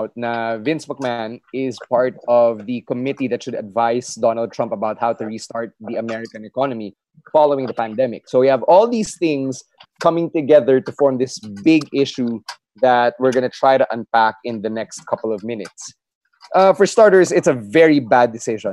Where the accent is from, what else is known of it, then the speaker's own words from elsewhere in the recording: Philippines; being a homegrown Pinoy